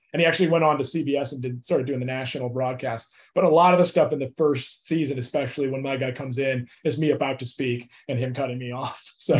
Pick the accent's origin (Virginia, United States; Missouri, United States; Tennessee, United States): Missouri, United States; St. Louis; now in Los Angeles, United States; Laker fan for life because St. Louis didn't have a team, you know.